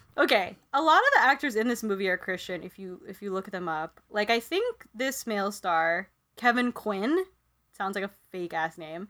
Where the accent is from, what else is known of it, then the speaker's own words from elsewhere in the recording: Philippines; moved away; when I was growing up in the Philippines, I would go to this one mass near my hometown